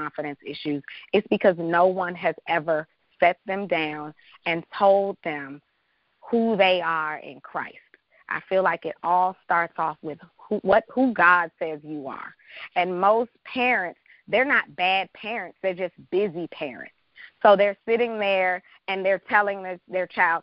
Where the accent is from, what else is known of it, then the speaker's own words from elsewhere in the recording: Washington, District of Columbia, United States; moved away as an adult; also born or lived in Chicago; I'm from Washington, D.C., born and raised.